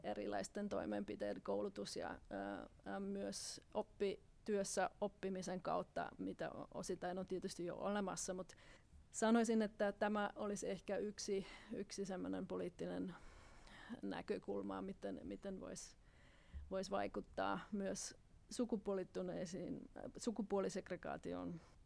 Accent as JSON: {"language": "Finnish", "country": "Austria", "tie": "born or raised there", "moved": "yes", "said": "Itävallassa, josta mä olen kotoisin"}